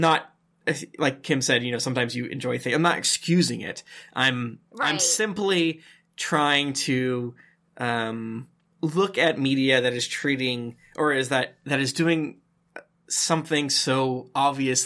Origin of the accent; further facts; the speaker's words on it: United States; as an American